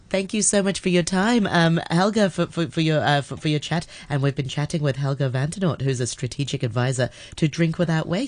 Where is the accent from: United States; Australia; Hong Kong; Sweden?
Hong Kong; I grew up in Hong Kong sort of the eighties and the nineties